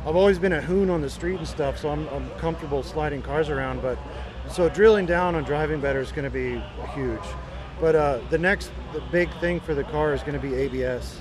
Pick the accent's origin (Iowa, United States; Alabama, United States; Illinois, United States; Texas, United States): Texas, United States; also born or lived in Brazil; I was born in Brazil, but I mostly I've lived in Texas